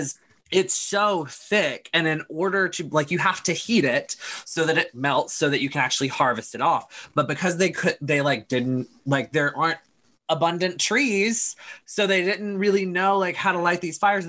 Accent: United States; I grew up in America

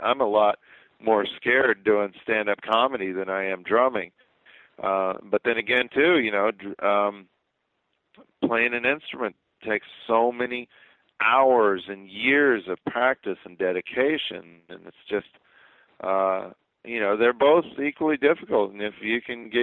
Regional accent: Midwest, United States; I'm from the Midwest

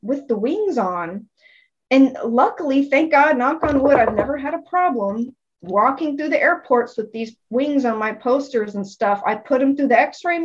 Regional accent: San Antonio, Texas, United States; moved away as an adult; also born or lived in Los Angeles, California / Portland, Oregon; San Antonio is my hometown.

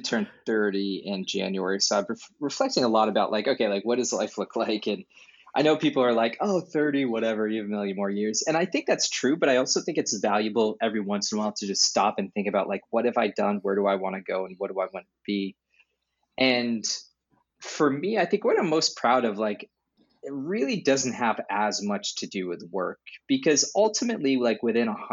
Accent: New Hampshire, United States; some people I grew up with in New Hampshire

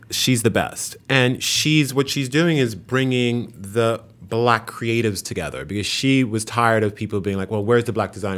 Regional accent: New York City, New York, United States; also born or lived in Haiti; I grew up in a Haitian family in New York, in Queens.

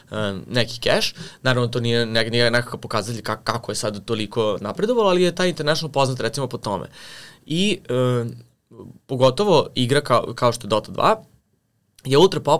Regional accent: Serbia; ti imaš ovde kod nas u Srbiji

